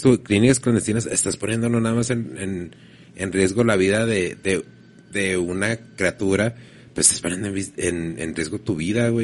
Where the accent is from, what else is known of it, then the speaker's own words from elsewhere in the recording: Mexico; yo soy mexicano